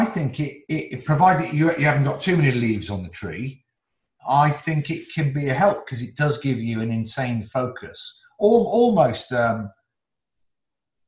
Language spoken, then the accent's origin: English; Newcastle, North East England, United Kingdom; also born or lived in Oxford; then we went up to the northeast to Newcastle, where my dad was in the motor trade